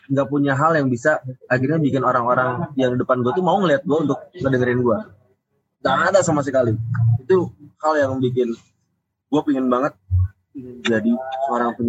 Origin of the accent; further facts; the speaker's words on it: Jakarta, Indonesia; moved away as an adult; now in Bandung, Indonesia; ketika masuk ke Bandung kan gue dari Jakarta ya eh. pindah ke Bandung buat kuliah